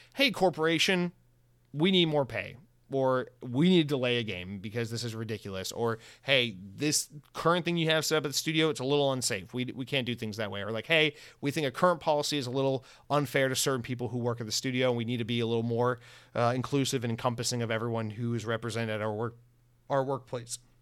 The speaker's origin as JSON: {"language": "English", "town": "Atlanta", "region": "Georgia", "country": "United States", "moved": "yes", "lives_now": "Florida, United States", "said": "I'm from the South. Atlanta's my home. Now I live in Florida."}